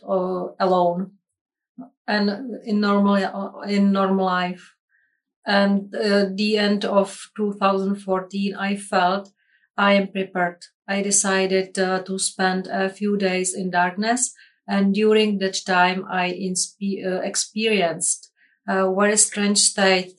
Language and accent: English; Czechia; I'm from Czech Republic.